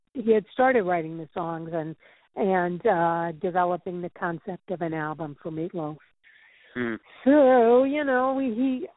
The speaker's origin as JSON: {"language": "English", "town": "St. Louis", "region": "Missouri", "country": "United States", "moved": "as an adult", "lives_now": "New York, United States", "said": "I'm from St. Louis."}